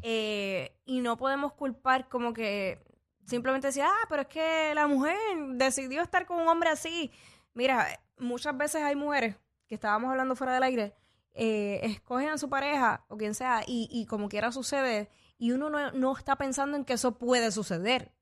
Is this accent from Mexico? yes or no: no; Puerto Rico; nosotros como boricuas